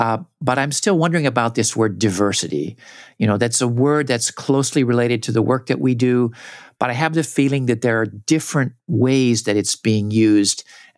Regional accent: Southern California, United States; I grew up in Southern California.

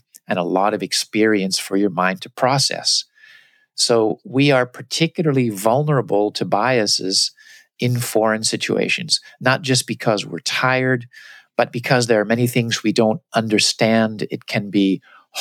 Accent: United States; moved away as an adult; also born or lived in Japan; I came with my American cultural glasses. Everything I saw was filtered through my experience as an American

